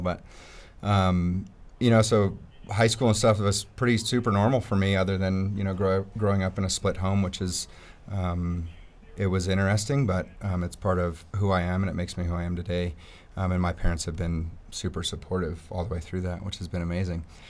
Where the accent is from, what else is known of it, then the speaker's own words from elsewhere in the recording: Peyton, Colorado, United States; I grew up in Peyton